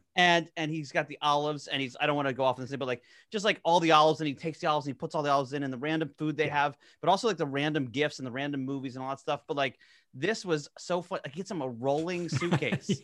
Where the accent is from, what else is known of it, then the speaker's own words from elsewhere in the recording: New Jersey, United States; I'm from South Jersey